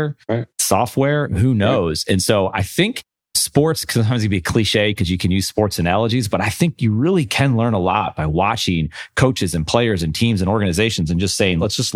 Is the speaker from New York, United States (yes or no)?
yes; Buffalo, New York, United States; I grew up in Buffalo, New York